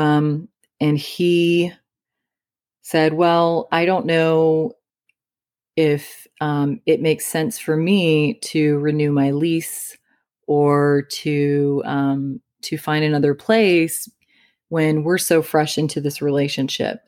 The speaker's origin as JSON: {"language": "English", "region": "Midwest", "country": "United States", "moved": "yes", "said": "I came from the Midwest"}